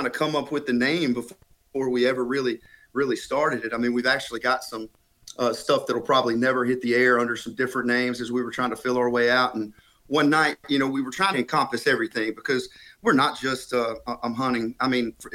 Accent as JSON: {"language": "English", "region": "Alabama", "country": "United States", "moved": "yes", "lives_now": "Jacksonville, United States", "said": "I'm originally from Alabama"}